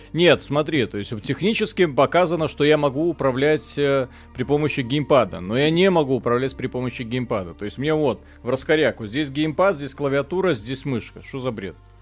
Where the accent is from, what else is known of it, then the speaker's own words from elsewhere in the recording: Zhukovsky, Moscow Oblast, Russia; я из Жуковского